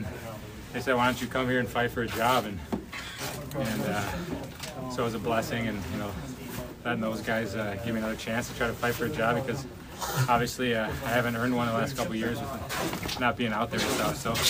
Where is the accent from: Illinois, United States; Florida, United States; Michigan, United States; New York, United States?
Illinois, United States; Chicago; Chicago's my hometown, so I can work on my craft and get back on the ice and play in the NHL. So I think I'm only 30 years old.